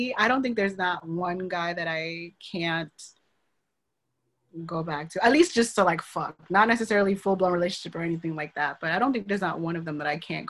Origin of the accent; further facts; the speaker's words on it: Haiti; Oh, my family cannot watch this. I am from Haiti.